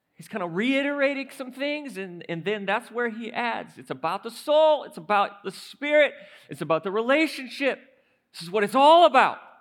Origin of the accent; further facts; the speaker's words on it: St. Louis, Missouri, United States; Saint Louis